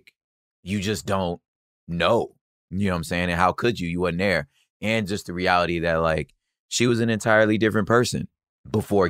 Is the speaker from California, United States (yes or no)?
yes; Los Angeles, California, United States; I'm born and raised in Los Angeles.